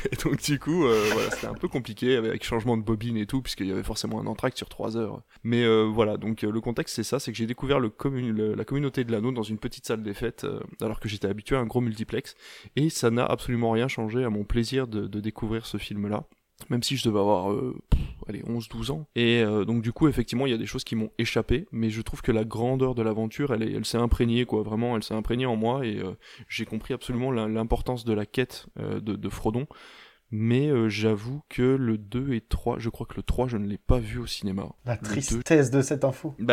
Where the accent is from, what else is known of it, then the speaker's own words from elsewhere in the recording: Normandy, France; Moi, je viens de Normandie, qui n'est pas très loin de la Belgique